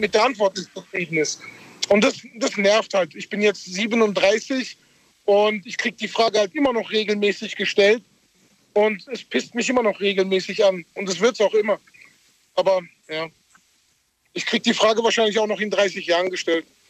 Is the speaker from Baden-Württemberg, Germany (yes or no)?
yes; Karlsruhe, Baden-Württemberg, Germany; first language German; ich bin hier geboren und aufgewachsen in Deutschland